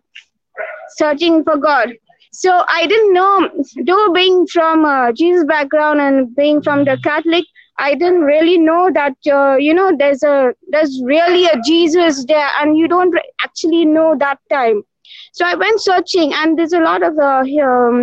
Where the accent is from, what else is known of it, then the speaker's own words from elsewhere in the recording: Goa, India; moved away as an adult; now in Mumbai, India; I was born in Goa, another state